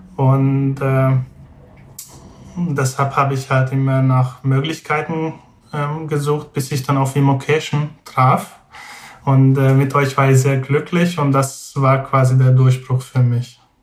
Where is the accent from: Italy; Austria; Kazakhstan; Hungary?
Hungary; German is a second language; moved away as an adult; now in Braunschweig, Germany; also ursprünglich komme ich aus Ungarn